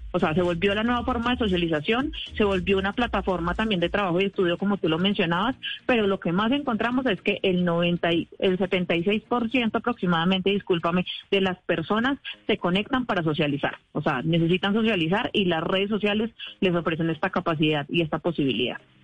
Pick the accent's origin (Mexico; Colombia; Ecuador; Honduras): Colombia; somos efectivamente una, un país con menos población que otros países